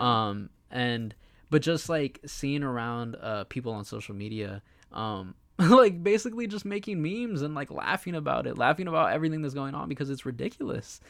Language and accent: English; United States; we were born here, we're American